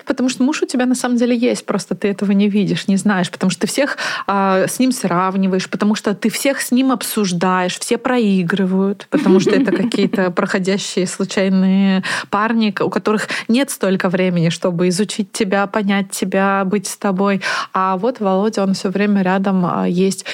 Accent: Naberezhnye Chelny, Tatarstan, Russia; moved away; also born or lived in Moscow; я из 56 комплекса. А так как родители работали у большинства моих сверстников на заводе КАМАЗ

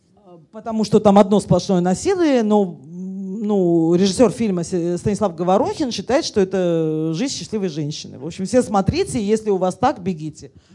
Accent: Russia; я этническая армянка и говорю, мы русские, но я русская

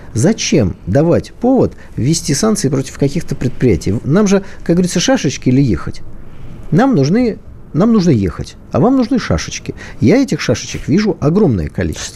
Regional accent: Saint Petersburg, Russia; Я как человек из Питера

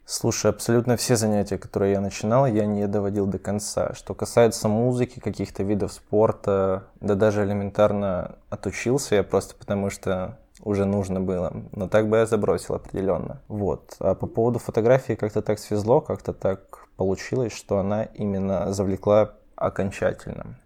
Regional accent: Surgut, Khanty-Mansi Autonomous Okrug, Russia; now in Saint Petersburg, Russia; я с провинциального городка Сургут

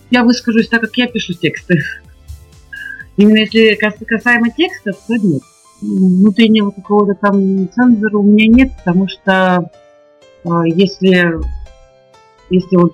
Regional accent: Saint Petersburg, Russia; мы из Питера.

